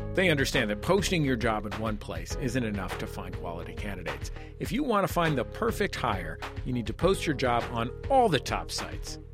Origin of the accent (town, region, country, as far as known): Bay Area, California, United States; born or raised there; now in Los Angeles, United States